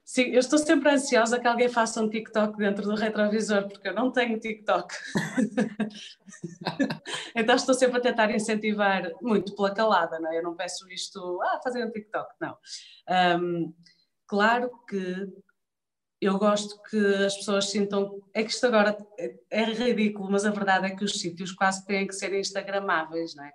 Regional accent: Vila Nova de Famalicão, Norte, Portugal; moved away as an adult; now in Viana do Castelo, Portugal; eu gosto muito de Famalicão, foi a cidade onde eu cresci

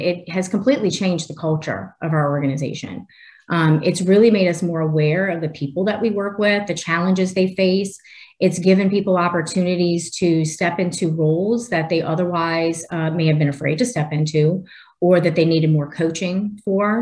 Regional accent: New Orleans, Louisiana, United States; I live in Louisiana, born and raised in New Orleans

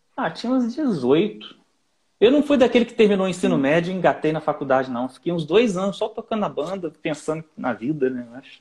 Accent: Nova Friburgo, Rio de Janeiro, Brazil; now in Rio de Janeiro, Brazil; eu não sou daqui da cidade do Rio de Janeiro, eu sou de uma cidade aqui no interior, na Serra, que se chama Nova Friburgo

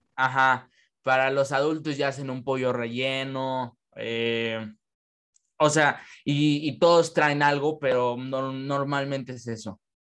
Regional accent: Mexico; somos mexicanos, nos unimos por gastronomía, cultura, nación, costumbres

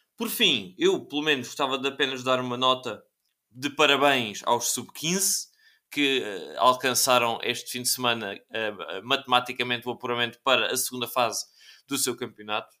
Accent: Évora, Alentejo, Portugal; dos dois clubes da minha terra, do, do Juventude e do Lusitano de Évora

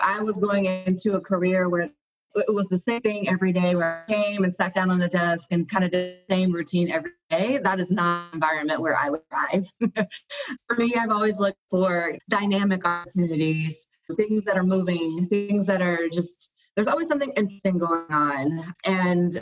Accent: North Carolina, United States; moved away as an adult; also born or lived in Costa Rica / Spain; now in Atlanta, United States; I grew up in North Carolina

